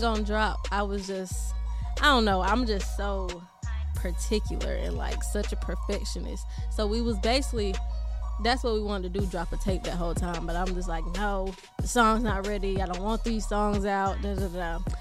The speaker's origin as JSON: {"language": "English", "town": "Decatur", "region": "Georgia", "country": "United States", "also_born_or_lived": "Atlanta / Philadelphia", "said": "I'm from Georgia, Decatur, Georgia to be exact. And I'm out here in Philadelphia"}